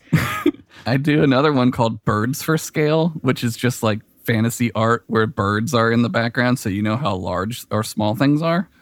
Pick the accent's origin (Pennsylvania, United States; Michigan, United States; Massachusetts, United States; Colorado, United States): Pennsylvania, United States; Philadelphia; I'm from Philly